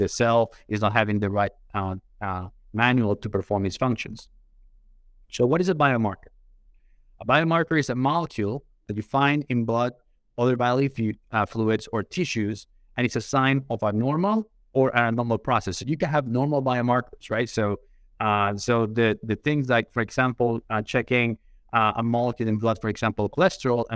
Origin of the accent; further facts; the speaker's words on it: Colombia; moved away as an adult; now in United States; born and raised in Colombia, came to the United States